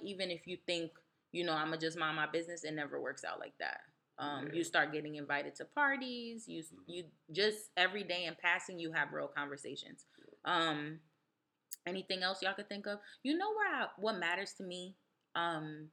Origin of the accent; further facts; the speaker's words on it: East Orange, New Jersey, United States; also born or lived in Newark, New Jersey; I was born in Newark, raised in East Orange